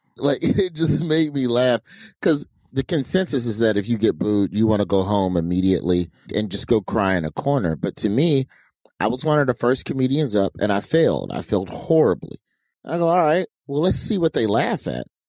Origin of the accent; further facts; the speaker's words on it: Birmingham, Alabama, United States; I was from Birmingham and the comedy club in Birmingham, the Stardome